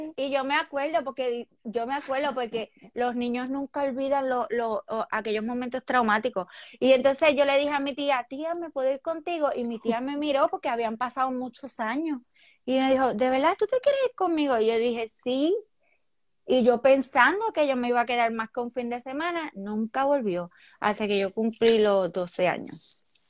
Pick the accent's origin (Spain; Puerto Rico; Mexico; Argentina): Puerto Rico; Corozal; yo nací en Puerto Rico, obviamente, eh, yo soy de Corozal, de Palmarito.